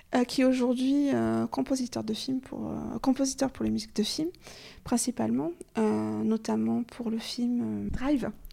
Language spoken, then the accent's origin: French; Gers, Occitania, France; now in Périgord, France; gersoise d'origine